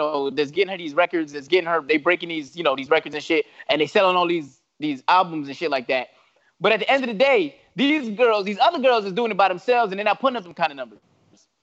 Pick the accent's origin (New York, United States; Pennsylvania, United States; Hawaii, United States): New York, United States; New York City; I'm from the Bronx